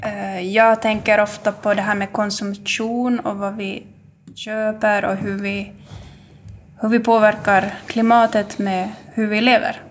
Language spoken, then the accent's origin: Swedish; Jakobstad, Ostrobothnia, Finland; jag kommer härifrån trakten, Jakobstadstrakten och bor här